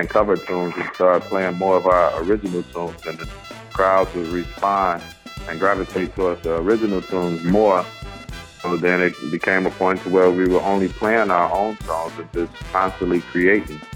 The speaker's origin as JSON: {"language": "English", "town": "Chicago", "region": "Illinois", "country": "United States", "tie": "born or raised there", "said": "growing up in Chicago in a family full of music"}